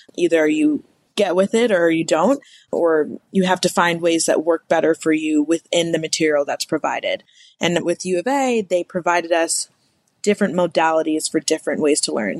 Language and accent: English; Evanston, Illinois, United States; moved away as an adult; also born or lived in Ohio / Kentucky; now in Arizona, United States; I'm originally from Evanston, Illinois, which is right outside of Chicago. Most people just say Chicago, Illinois grew up there